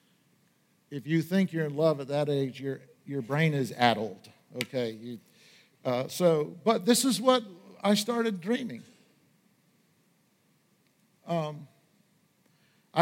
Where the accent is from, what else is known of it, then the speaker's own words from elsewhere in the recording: Washburn, Maine, United States; When I was growing up in Aroostook County outside of Washburn, Maine